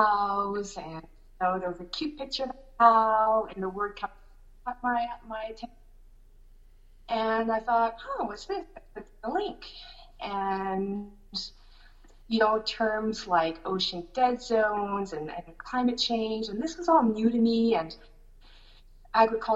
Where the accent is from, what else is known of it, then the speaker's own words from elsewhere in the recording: Shediac, New Brunswick, Canada; also born or lived in Montreal, Quebec; I was born in Montreal, but I grew up in Shediac, New Brunswick.